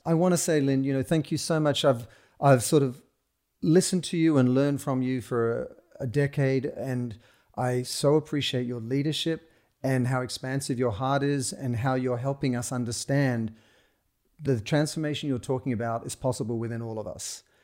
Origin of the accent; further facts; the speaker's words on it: Sydney, New South Wales, Australia; moved away as an adult; growing up in Australia, in Sydney, where you they give you a stick and a rock and you go out into the bush